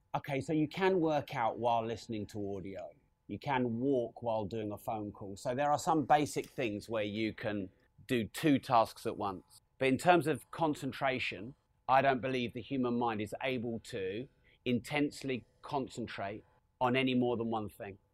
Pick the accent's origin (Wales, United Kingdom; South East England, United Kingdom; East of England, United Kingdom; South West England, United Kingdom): East of England, United Kingdom; Peterborough; We're from Peterborough